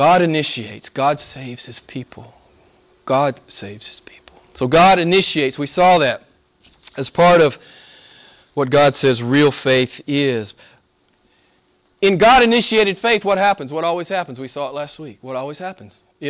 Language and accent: English; United States; moved away; I grew up in the States